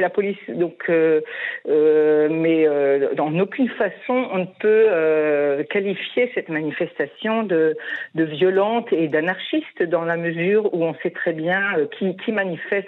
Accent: France; now in Israel; en tant que Français

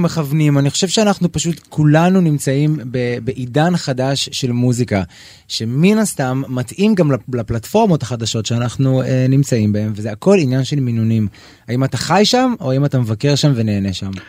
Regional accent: Israel; אני ישראלי, אני רוצה לגור בישראל

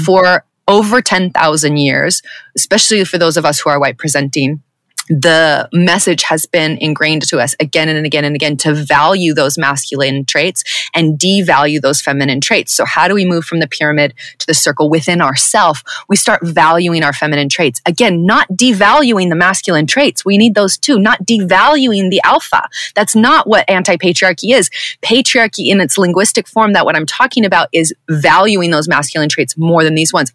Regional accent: Southern California, United States; white presenting woman who was born and raised in Southern California

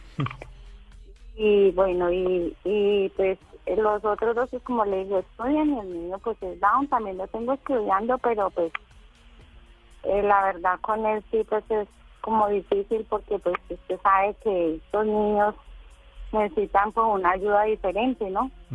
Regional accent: Tuluá, Valle del Cauca, Colombia

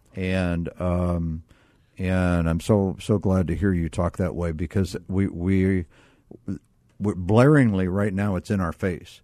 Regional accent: Akron, Ohio, United States; I was raised in Akron, Ohio

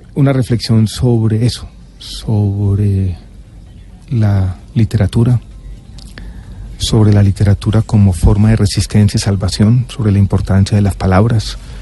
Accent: Medellín, Antioquia, Colombia; born or raised there; also born or lived in Santiago, Chile

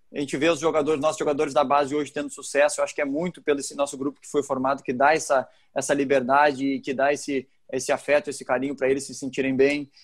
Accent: Porto Alegre, Rio Grande do Sul, Brazil; moved away; o Grêmio e o Inter foi onde eu fui criado

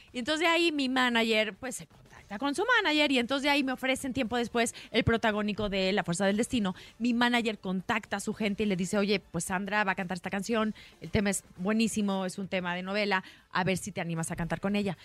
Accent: Mexico; soy mexicana

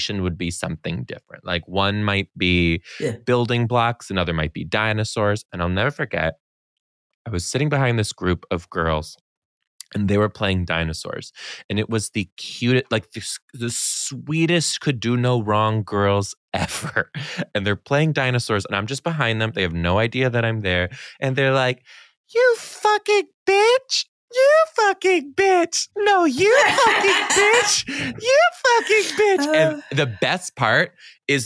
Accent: Michigan, United States; I grew up in Michigan, which is snow

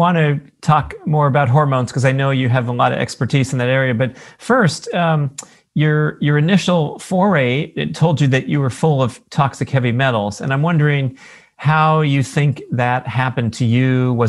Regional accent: Los Angeles, California, United States; me growing up in the San Fernando Valley and breathing smog every day, horrible smog back in the 80s.

